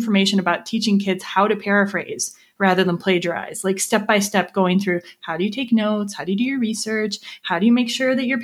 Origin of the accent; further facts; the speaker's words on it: Lake Geneva, Wisconsin, United States; We're both from Lake Geneva, Wisconsin